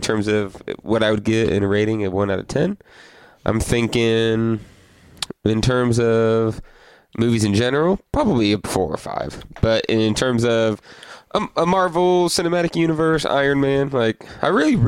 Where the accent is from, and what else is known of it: United States